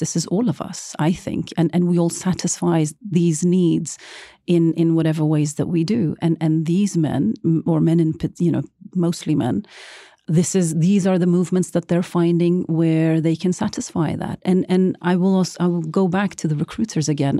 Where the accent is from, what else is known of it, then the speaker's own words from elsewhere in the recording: Norway; being a brown girl gro-, growing up in Norway